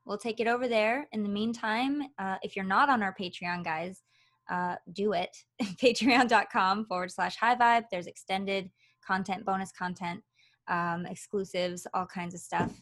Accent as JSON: {"language": "English", "region": "Michigan", "country": "United States", "also_born_or_lived": "Los Angeles, California", "moved": "yes", "lives_now": "Nevada, United States", "said": "I originally came from Michigan"}